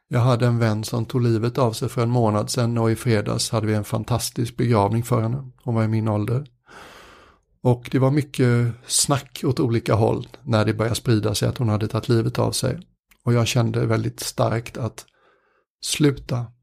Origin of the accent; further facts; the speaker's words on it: Sweden; som många svenskar